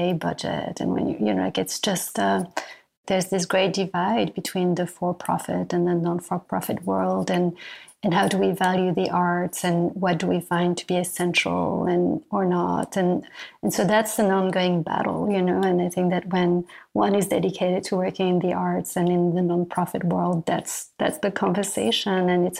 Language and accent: English; France; moved away as an adult; now in New York, United States; I come from France and coming from France, I arrived in New York